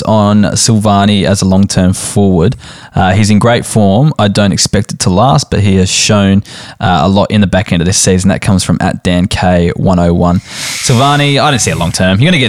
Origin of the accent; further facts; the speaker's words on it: Barossa, South Australia, Australia; we're from the Barossa